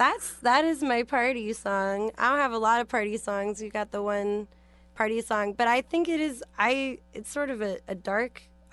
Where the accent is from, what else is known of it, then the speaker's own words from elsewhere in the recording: San Francisco, California, United States; I'm from San Francisco, so I'm familiar.